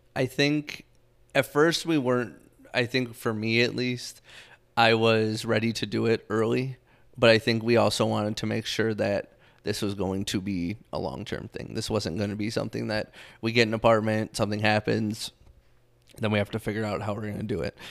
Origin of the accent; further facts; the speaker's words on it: Southeast Michigan, United States; moved away as an adult; now in Arizona, United States; I'm from Michigan, um, Southeast Michigan. I grew up there my entire life up until we moved out to Arizona.